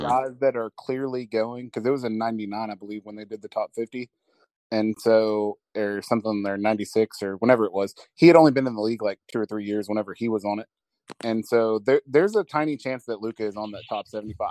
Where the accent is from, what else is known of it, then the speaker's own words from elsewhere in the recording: Dallas, Texas, United States; also born or lived in Corsicana, Texas; I grew up in the Dallas area, and then I live in Corsicana, which is about an hour south of Dallas